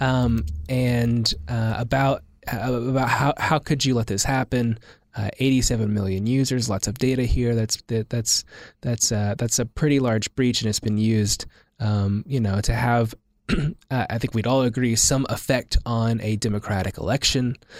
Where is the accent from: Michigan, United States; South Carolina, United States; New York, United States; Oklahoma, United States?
Oklahoma, United States; Oklahoma City; growing up in Oklahoma City